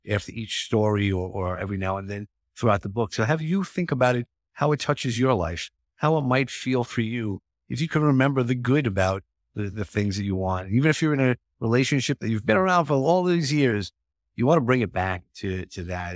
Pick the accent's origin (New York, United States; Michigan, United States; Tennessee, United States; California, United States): New York, United States; I am from New York